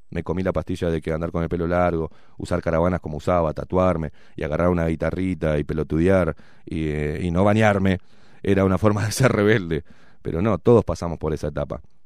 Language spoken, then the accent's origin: Spanish; Uruguay